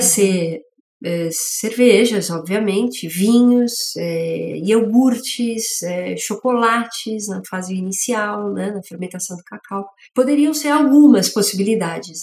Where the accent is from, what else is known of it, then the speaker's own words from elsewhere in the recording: São Paulo, Brazil; also born or lived in England; eu sou de São Paulo, nasci né, na região da zona leste da cidade